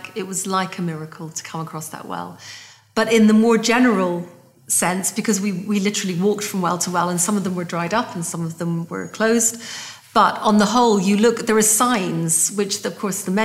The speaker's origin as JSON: {"language": "English", "region": "Scotland", "country": "United Kingdom", "said": "I'm Scottish"}